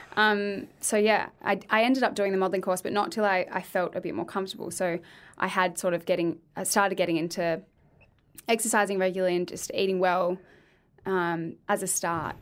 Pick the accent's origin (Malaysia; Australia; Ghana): Australia; Adelaide, South Australia; moved away as an adult; now in Victoria, Australia; I'm from Adelaide.